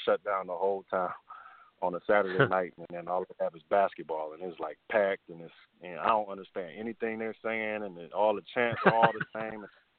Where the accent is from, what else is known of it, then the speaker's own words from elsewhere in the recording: East Chicago, Indiana, United States; also born or lived in Merrillville, Indiana / Cheney, Washington; I'm from East Chicago, but I went to Andrean High School in Maryville.